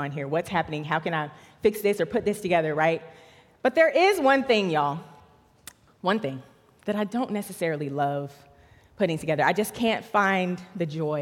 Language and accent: English; Charlotte, North Carolina, United States; I grew up right here in Charlotte, North Carolina, right down the street